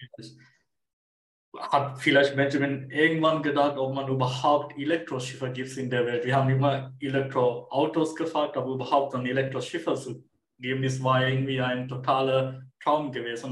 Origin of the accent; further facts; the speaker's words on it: Sri Lanka; German is a second language; moved away as an adult; also born or lived in Munich, Germany; now in Germany; Ursprünglich komme ich aus Sri Lanka. Ich bin 2017 nach Deutschland gekommen